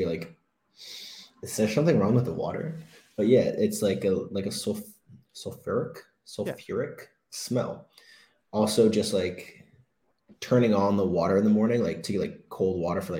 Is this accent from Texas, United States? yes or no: no; Maryland, United States; moved away as an adult; now in Iceland; I'm from Maryland